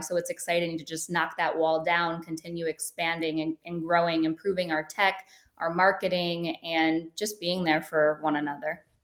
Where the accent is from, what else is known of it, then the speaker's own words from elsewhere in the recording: Medina, Ohio, United States; moved away as an adult; also born or lived in South Florida; born and raised in a small town in Ohio, it's called Medina, Ohio.